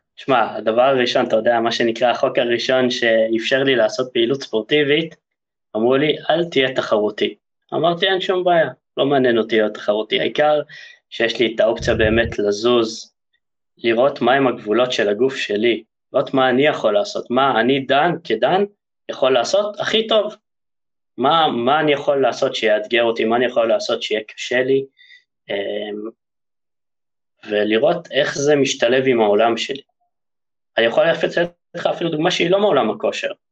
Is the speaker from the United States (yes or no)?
no; Haifa, Haifa District, Israel; also born or lived in Germany; נולדתי בגרמניה, חלק משליחות שההורים שלי היו שם, ואחרי שנה הגעתי לארץ, לחיפה